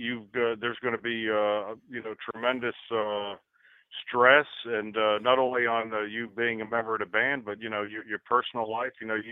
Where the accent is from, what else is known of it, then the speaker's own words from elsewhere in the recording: New York City, New York, United States; now in Columbia, United States; Out of the 5 band members, only 2 of the fellas were actually from South Carolina. I moved down to Columbia from New York City.